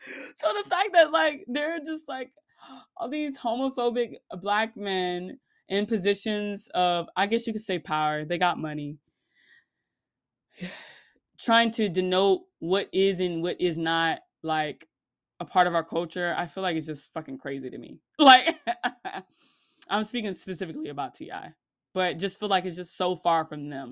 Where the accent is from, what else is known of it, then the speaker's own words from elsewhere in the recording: Florida, United States; I live in the Southeast, and I grew up, born and raised in Florida